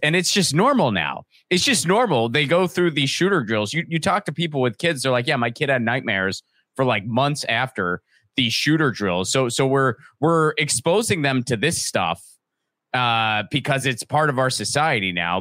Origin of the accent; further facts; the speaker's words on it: Western Pennsylvania, United States; in my neighborhood where I grew up in Western Pennsylvania